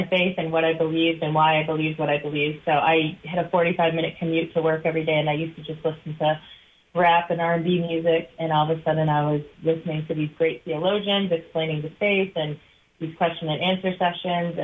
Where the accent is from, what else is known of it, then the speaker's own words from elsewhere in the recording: Michigan, United States; I'm from Michigan.